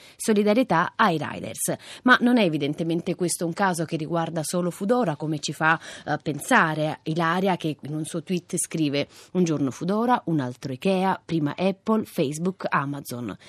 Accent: Italy; Vengo dall'Italia

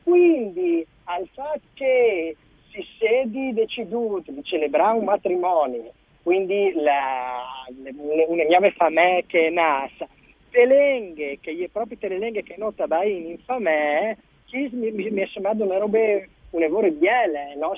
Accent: Lauciac, Friuli-Venezia Giulia, Italy; Io sono originario di Lauciac

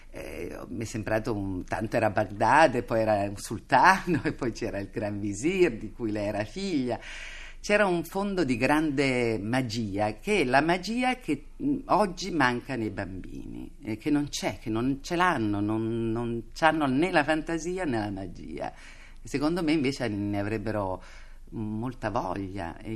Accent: Turin, Piedmont, Italy; E io poi ero torinese e da torinese

